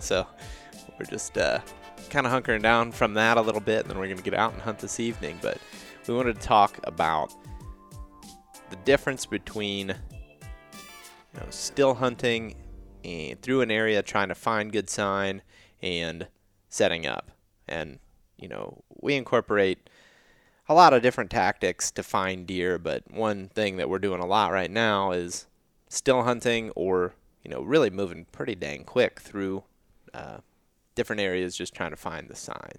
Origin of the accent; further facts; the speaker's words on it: Western Ohio, United States; I grew up in Western Ohio